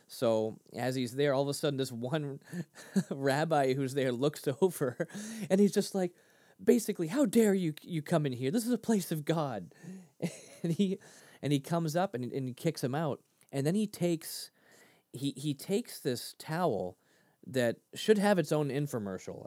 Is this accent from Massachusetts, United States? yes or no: yes; Lynn, Massachusetts, United States; grew up in Lynn, Mass